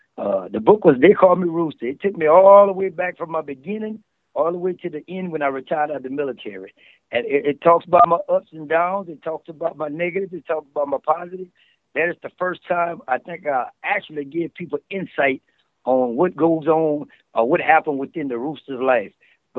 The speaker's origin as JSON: {"language": "English", "town": "New Orleans", "region": "Louisiana", "country": "United States", "also_born_or_lived": "Dallas / Lafayette / Thibodaux", "said": "I'm originally from New Orleans, Louisiana, but I grew up a whole bunch of places, including Dallas, Texas, Lafayette, and I went to high school in Thibodaux."}